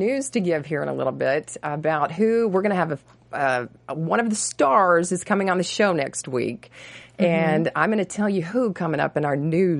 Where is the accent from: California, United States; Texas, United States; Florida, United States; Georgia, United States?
Texas, United States; now in Los Angeles, United States; I grew up in Texas